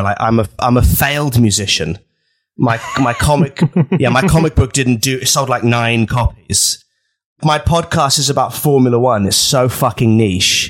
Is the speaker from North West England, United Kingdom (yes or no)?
no; Norwich, East of England, United Kingdom; I grew up in Norwich